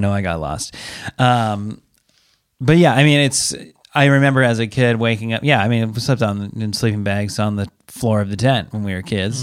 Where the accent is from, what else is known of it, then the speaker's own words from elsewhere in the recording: Pacific Northwest, United States; we're from the Pacific Northwest